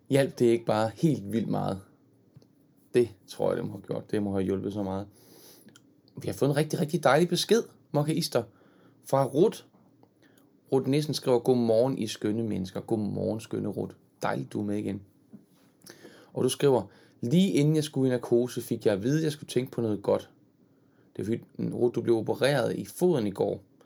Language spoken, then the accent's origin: Danish; Horsens, Central Denmark Region, Denmark; Jeg er selv fra Jylland. Fra Horsens